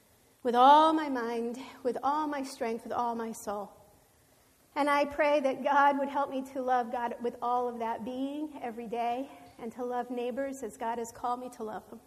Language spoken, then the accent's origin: English; East Rockaway, New York, United States; moved away; I was born and raised in Long Island, New York, East Rockaway